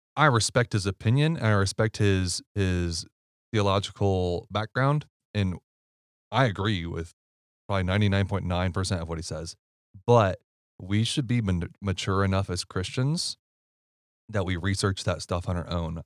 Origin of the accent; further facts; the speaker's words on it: Ohio, United States; moved away; I'm from Ohio